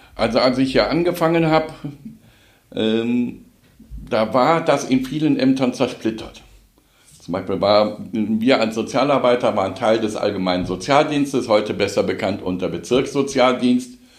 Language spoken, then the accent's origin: German; Cologne, North Rhine-Westphalia, Germany; moved away as an adult; now in Wuppertal, Germany; als Kölner